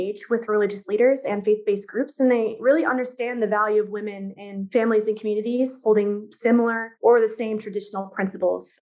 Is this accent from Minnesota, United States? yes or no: yes; Minneapolis, Minnesota, United States; moved away; also born or lived in Jordan; I'm from the Twin Cities